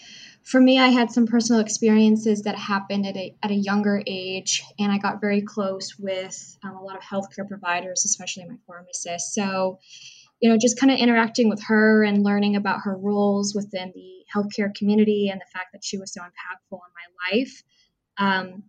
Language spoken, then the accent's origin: English; Orange County, Southern California, United States; moved away as an adult; also born or lived in Boston; originally, I was born and raised in Southern California, the Orange County region.